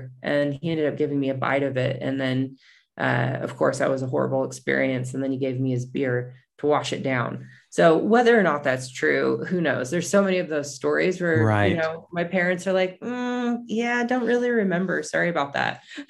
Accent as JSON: {"language": "English", "region": "California", "country": "United States", "tie": "born or raised there", "said": "even though I grew up in the country, I grew up in Northern California, where, you know, the redwoods are as big as something you could drive a car through"}